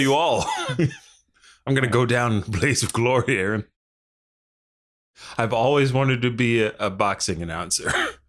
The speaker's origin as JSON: {"language": "English", "region": "Delaware", "country": "United States", "said": "we're from Delaware"}